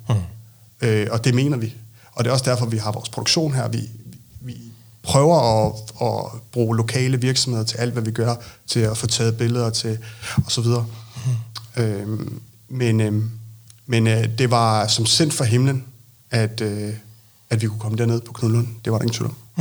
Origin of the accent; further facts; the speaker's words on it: Lolland, Zealand, Denmark; moved away; also born or lived in Copenhagen; jeg er født på Lolland, men øh, har boet mange år i København